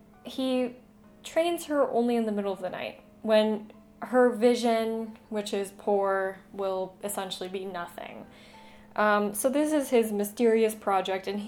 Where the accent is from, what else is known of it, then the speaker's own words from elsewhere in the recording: Southwest, United States; Growing up in the Southwest